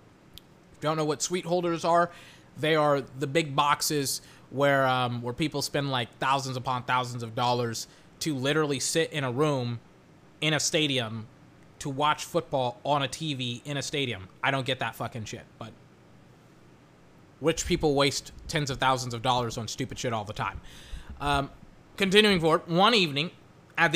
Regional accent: Texas, United States; Can't speak it, even though I'm from Texas. Even though I grew up with a lot of Latinos, cannot speak Spanish.

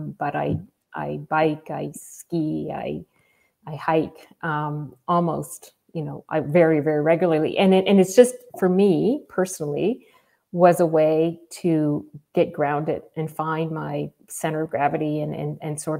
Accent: Moncton, New Brunswick, Canada; also born or lived in Campbellton, New Brunswick; now in Fredericton, Canada; I grew up in Moncton, New Brunswick. So in a Francophone family.

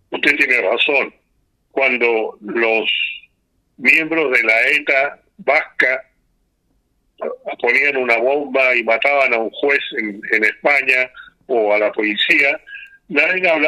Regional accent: Chile; tengo que decir que yo soy chileno, eh, nacido en familia musulmana, y la comunidad musulmana en Chile ya tiene acá más de 120 años

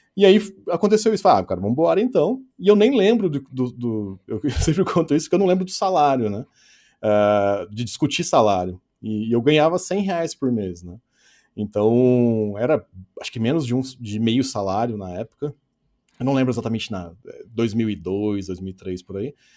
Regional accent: Pouso Alegre, Minas Gerais, Brazil; aonde eu moro, próximo da minha família, próximo de onde eu nasci

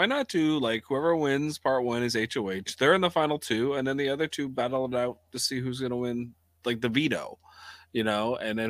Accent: Canada

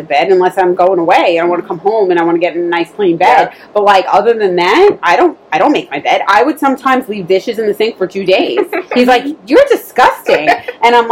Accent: New York City, New York, United States; I grew up in New York City

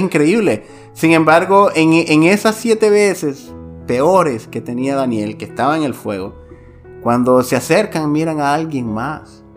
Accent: Santiago de María, Usulután, El Salvador; mi ciudad, de donde yo soy originario, Santiago de María, Usulután

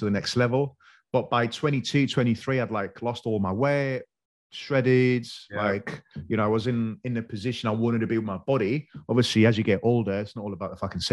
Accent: Greece; moved away as an adult; growing up in Greece

